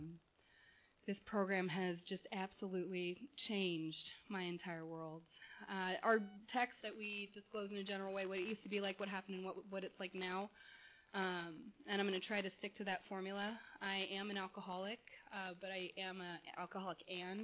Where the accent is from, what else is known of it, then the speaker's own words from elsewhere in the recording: Corona del Mar, California, United States; also born or lived in San Diego, California; now in Westminster, United States; I was born in San Diego, adopted at birth to a beautiful family in Southern California in Corona del Mar. I grew up in a gorgeous home